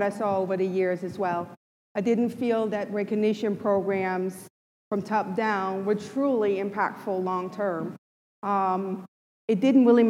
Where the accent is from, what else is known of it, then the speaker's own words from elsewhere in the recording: Denmark; I'm from Denmark.